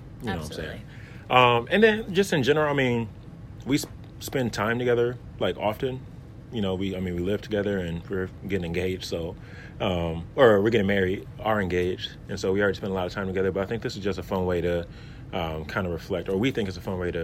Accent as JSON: {"language": "English", "town": "Milwaukee", "region": "Wisconsin", "country": "United States", "said": "I am from Milwaukee"}